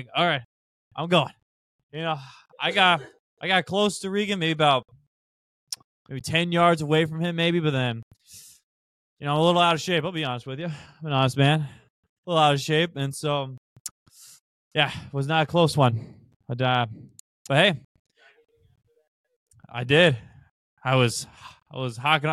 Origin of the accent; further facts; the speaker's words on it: Chaska, Minnesota, United States; I'm from Chaska, Minnesota.